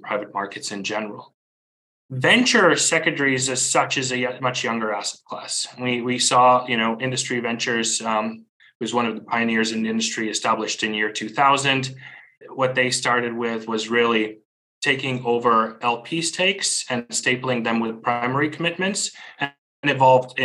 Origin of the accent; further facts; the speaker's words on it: Riga, Latvia; moved away as an adult; also born or lived in Beijing, China; now in Hong Kong; I'm originally from Riga, Latvia